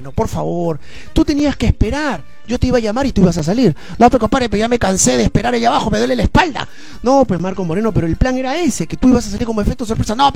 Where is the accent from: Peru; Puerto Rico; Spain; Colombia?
Peru; soy comediante, soy de Perú